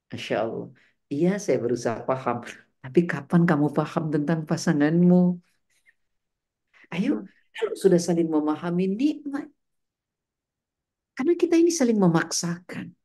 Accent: West Java, Indonesia; Sunda Jawa besar di Jawa Barat, Ustaz.

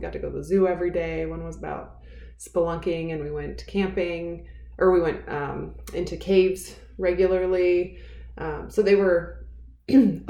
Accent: Missouri, United States; now in Colorado, United States; I live in Colorado, and I grew up in Missouri.

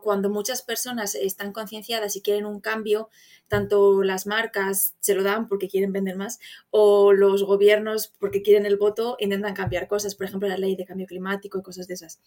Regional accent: Zamora, Castile and León, Spain; moved away as an adult; now in Ireland; soy de Zamora, aunque actualmente vivo en el extranjero, llevo viviendo en el extranjero varios años.

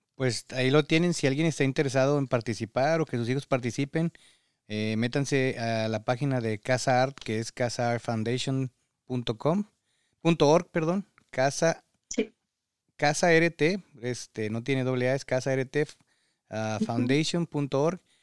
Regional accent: Mexico; moved away as an adult; now in United States; padres mexicanos que emigramos en estas circunstancias

